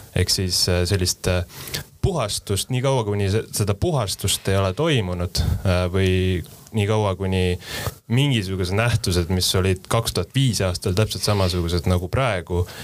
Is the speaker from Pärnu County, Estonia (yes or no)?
yes; Pärnu, Pärnu County, Estonia; moved away; ma olen ise Pärnust pärit